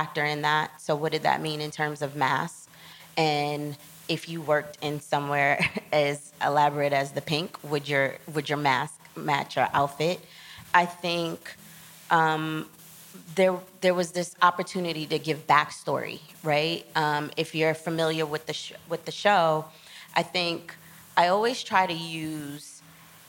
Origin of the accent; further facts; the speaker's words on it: New York City, New York, United States; I was from Queens